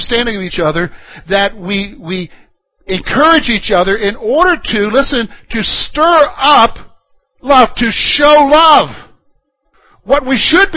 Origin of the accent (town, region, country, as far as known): Columbia, United States; born or raised there; now in Pennsylvania, United States